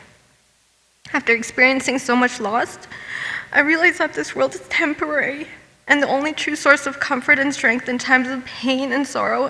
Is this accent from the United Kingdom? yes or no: no; Hamilton, Ontario, Canada; I was born and raised in Hamilton